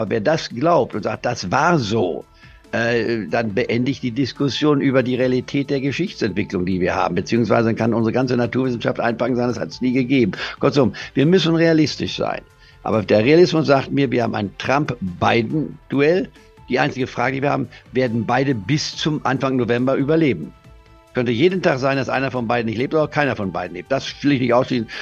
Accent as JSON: {"language": "German", "country": "Germany", "said": "bei uns in Deutschland"}